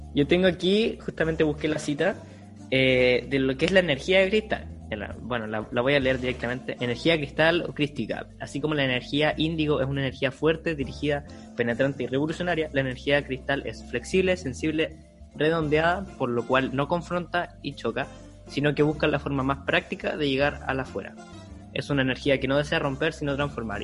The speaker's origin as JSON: {"language": "Spanish", "country": "Chile", "said": "Somos chilenos de sangre pura"}